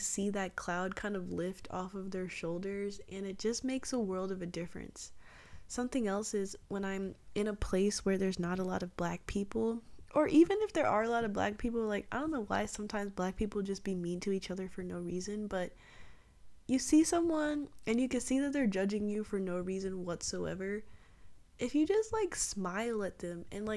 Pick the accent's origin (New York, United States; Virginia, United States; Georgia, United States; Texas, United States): Georgia, United States; Atlanta; I grew up in Atlanta